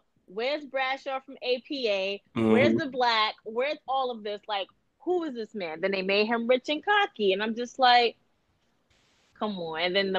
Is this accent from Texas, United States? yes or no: no; New York City, New York, United States; It was in my hometown of Brooklyn. Like, you can't do that to us Brooklynites.